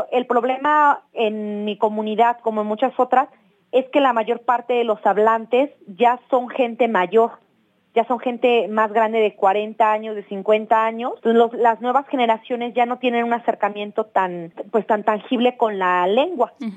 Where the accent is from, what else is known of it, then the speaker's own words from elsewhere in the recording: Oaxaca, Mexico; En la ciudad de Oaxaca es donde yo nací pero digamos, pues mi papá, mi mamá son de la comunidad zapoteca